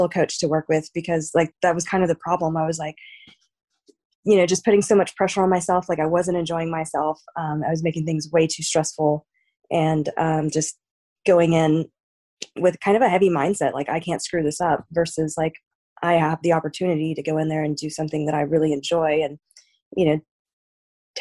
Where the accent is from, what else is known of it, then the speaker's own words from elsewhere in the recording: Amarillo, Texas, United States; also born or lived in Arkansas / Lubbock, Texas; I was born in Arkansas just because my mom like moved around like all over the place. I didn't actually grow up in Arkansas. Like I grew up in Texas